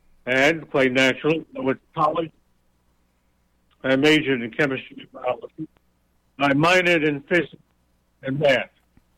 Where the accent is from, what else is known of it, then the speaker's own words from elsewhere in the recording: Detroit, Michigan, United States; We grew up in the North under certain segregation laws. In Detroit, there were certain places where you could not buy a house.